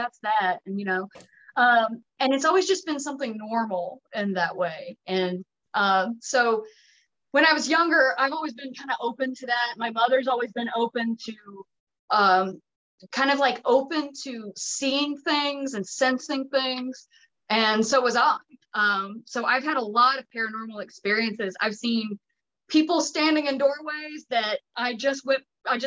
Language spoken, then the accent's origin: English; Haywood County, Western North Carolina, United States; I'm from Western North Carolina. I'm from Haywood County